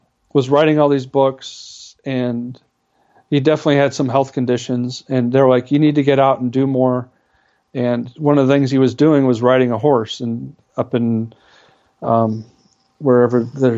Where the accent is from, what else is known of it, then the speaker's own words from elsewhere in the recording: Wisconsin, United States; I'm from Wisconsin